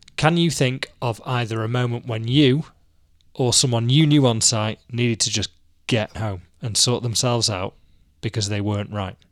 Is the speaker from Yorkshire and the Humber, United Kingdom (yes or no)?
no; Manchester, North West England, United Kingdom; I'm a Mancunian who wears nothing but a t-shirt until the Christmas market's open